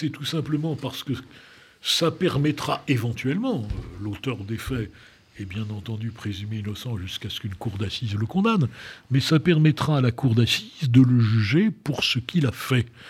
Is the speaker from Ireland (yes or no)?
no; France; moi je suis fier de mon pays parce que je pense que c'est un grand pays